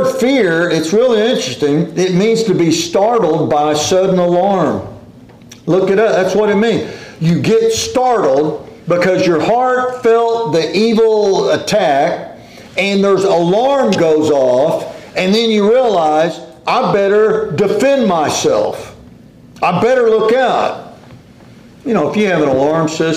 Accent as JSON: {"language": "English", "town": "Corpus Christi", "region": "Texas", "country": "United States", "tie": "born or raised there", "said": "we grew up in Corpus Christi"}